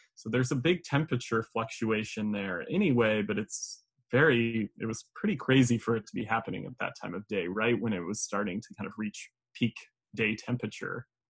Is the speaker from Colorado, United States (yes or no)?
yes; Colorado, United States; now in New York, United States; I'm originally from Colorado